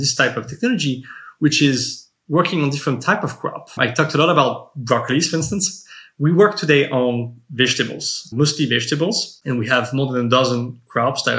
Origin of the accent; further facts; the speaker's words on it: suburbs of Paris, Île-de-France, France; moved away as an adult; now in United States; I grew up in the suburbs of Paris for most of my life.